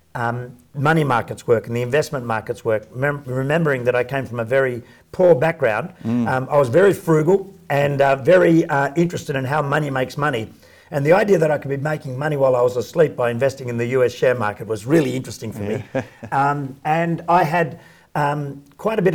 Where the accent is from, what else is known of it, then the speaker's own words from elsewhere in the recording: Sydney, New South Wales, Australia; So I grew up in Sydney, in working class, fairly poor housing commission house with eight kids in a two-bedroom house